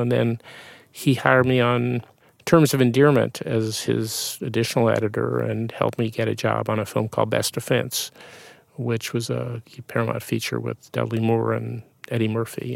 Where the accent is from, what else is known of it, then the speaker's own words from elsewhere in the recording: Winnipeg, Manitoba, Canada; moved away; I grew up in Canada, yeah, in Winnipeg